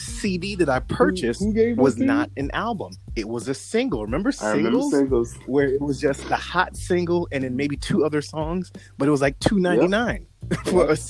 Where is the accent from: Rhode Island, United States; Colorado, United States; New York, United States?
New York, United States; New York City; I'm from Brooklyn